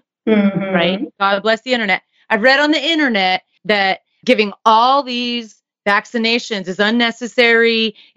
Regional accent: Texas, United States; moved away; Being as we're originally from Texas

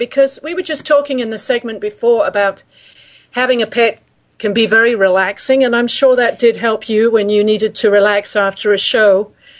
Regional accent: Brooklyn, New York, United States; Well, I know that all the listeners know that Tommy and I come from Brooklyn, and because we got the same accent, you can tell that straight away.

